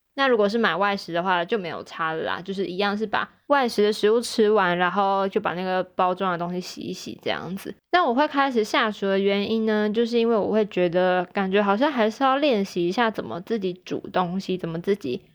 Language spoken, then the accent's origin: Chinese; Taichung, Taiwan; moved away as an adult; 有的时候回台中的时候